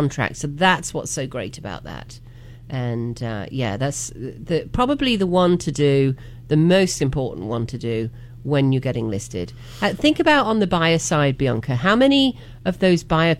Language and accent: English; United Kingdom; now in North Carolina, United States; I grew up about 45 minutes from Leicester in England